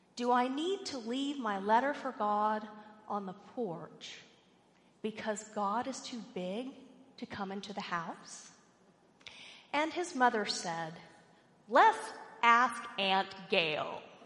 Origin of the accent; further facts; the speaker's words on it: Richardson, Texas, United States; I grew up in Richardson, Texas, if any of you know where that is. It's north of Dallas